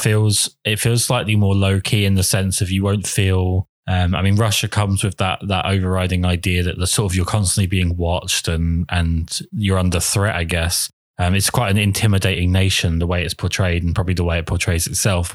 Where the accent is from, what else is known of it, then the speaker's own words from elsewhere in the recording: England, United Kingdom; I'm English